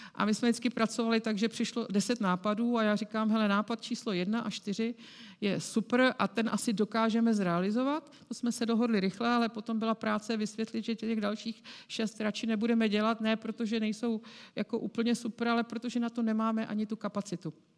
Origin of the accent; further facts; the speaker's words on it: Prague, Czechia; protože já jsem Pražačka. A když jsem přišla do CZC, tak jsem byla jedinou Pražačkou.